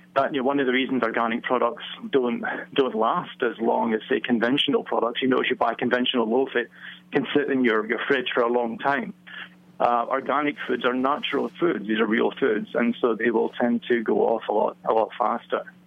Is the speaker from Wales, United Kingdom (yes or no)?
no; Scotland, United Kingdom; now in Virginia, United States; I'm from neither place. I'm from Scotland originally.